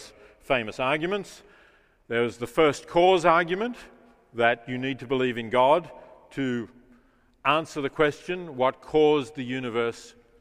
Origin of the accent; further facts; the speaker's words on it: Melbourne, Victoria, Australia; moved away; my hometown, as I still think of Melbourne